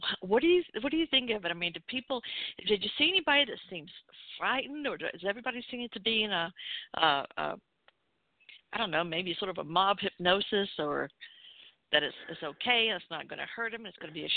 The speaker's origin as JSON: {"language": "English", "region": "the South", "country": "United States", "said": "I'm a Southerner, as you can tell"}